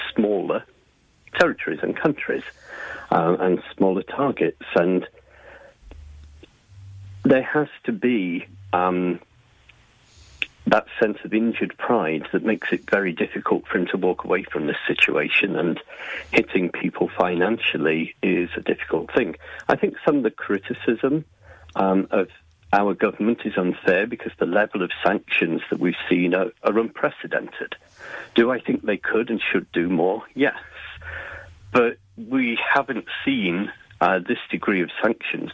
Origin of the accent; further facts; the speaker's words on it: England, United Kingdom; I'm originally from England